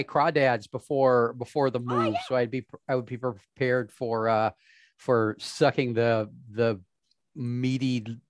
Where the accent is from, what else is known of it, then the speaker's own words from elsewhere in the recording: the North, Northern US, United States; accent: Northern; moved away as an adult; now in Mississippi, United States; my Northern accent